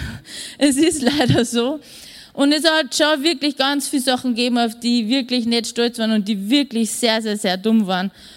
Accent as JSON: {"language": "German", "town": "Wels", "region": "Upper Austria", "country": "Austria", "tie": "born or raised there", "also_born_or_lived": "Vienna", "said": "ich bin in Wien nur geboren und mein Bruder auch noch. Und wir sind dann wie ich zwei Wochen nach Wels zurückgezogen"}